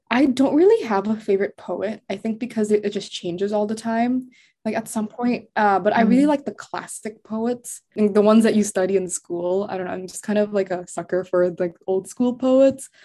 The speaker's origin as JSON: {"language": "English", "region": "Jakarta", "country": "Indonesia", "tie": "born or raised there", "moved": "as an adult", "lives_now": "United States", "said": "I was born in the States, but I grew up in Indo and we would go back and forth to the States because we had family there. I went to school in Indo"}